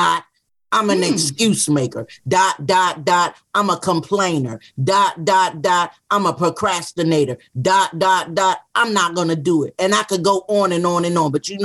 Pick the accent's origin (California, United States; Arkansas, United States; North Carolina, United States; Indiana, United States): North Carolina, United States; Wilson; also born or lived in Durham, North Carolina; I was born in Wilson, North Carolina, but at 11 and a half months old, I was taken to a hospital in Durham, North Carolina